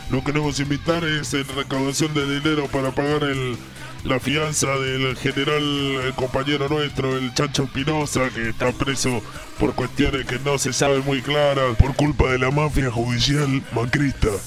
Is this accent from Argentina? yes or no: yes; Temperley, Buenos Aires Province, Argentina; Estamos acá con los muchachos de Loma Hermosa, somos de Temperley nosotros